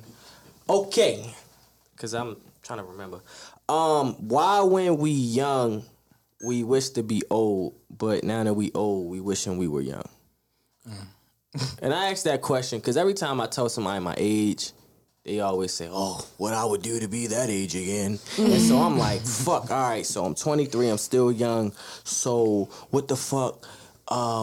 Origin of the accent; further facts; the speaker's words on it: Baltimore, Maryland, United States; I've lived down Fell's point. Down in my whole life, I grew up in Perkin Projects